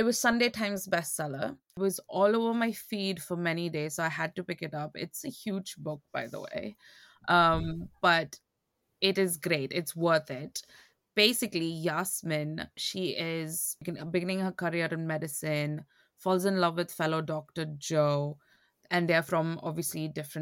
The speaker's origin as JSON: {"language": "English", "country": "India", "said": "being Indian"}